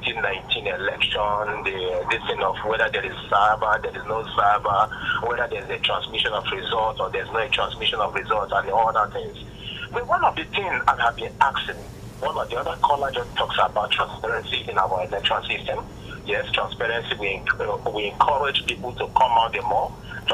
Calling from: Abuja, Federal Capital Territory, Nigeria; I'm calling you from Yiaga, Abuja.

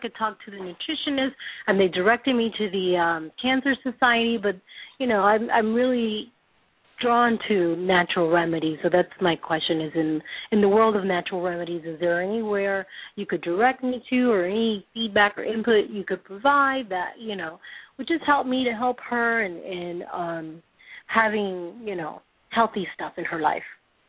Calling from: San Diego, California, United States; I'm calling from San Diego.

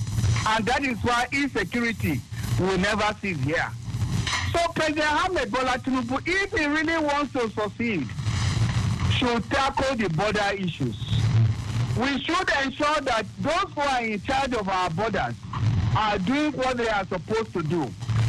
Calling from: Abuja, Federal Capital Territory, Nigeria; I call from Abuja.

